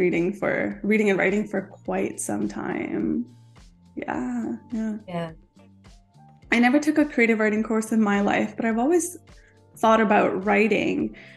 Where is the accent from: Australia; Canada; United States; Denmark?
Canada; also born or lived in India; I was born in India, but I was raised in Canada.